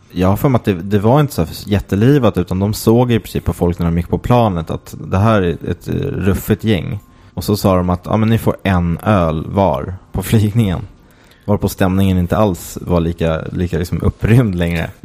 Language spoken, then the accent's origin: Swedish; Åkersberga, Stockholm County, Sweden; jag är från Åkersberga och där ha, hade vi en faktiskt i Åkersberga centrum som hette Rokoko.